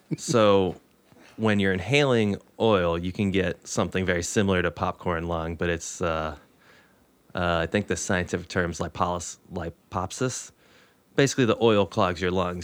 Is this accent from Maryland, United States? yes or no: no; Moorefield, West Virginia, United States; my hometown, I'm from the eastern part of the state, a place called Moorfield.